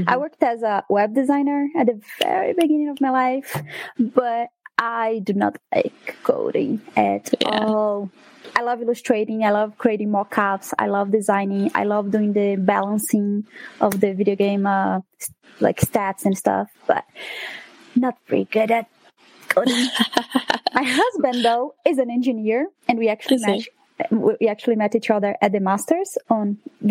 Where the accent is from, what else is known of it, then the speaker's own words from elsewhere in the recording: Brazil; first language Portuguese; English is a second language; moved away as an adult; also born or lived in New York / Utah; now in United States; I am actually from Brazil. I do live in the USA